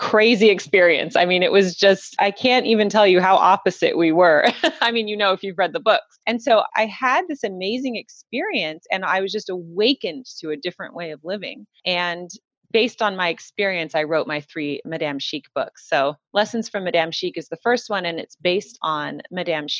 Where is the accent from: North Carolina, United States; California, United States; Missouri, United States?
California, United States; Southern; I'm from Southern California. And, you know, Southern California and Paris, two very different places. Southern California, very casual. I just grew up with a very casual life